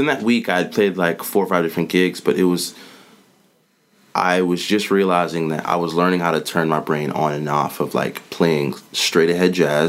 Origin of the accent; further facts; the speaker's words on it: Savannah, Georgia, United States; moved away as an adult; also born or lived in Statesboro, Georgia; now in Atlanta, United States; I grew up in Savannah, went to Georgia Southern, which was like 30 minutes outside